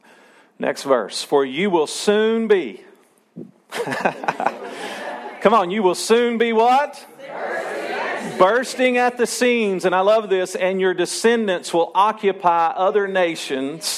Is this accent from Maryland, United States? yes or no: no; Arkansas, United States; I'm still Arkansan, and I was born and raised here, and this is my hometown, and I love Arkansas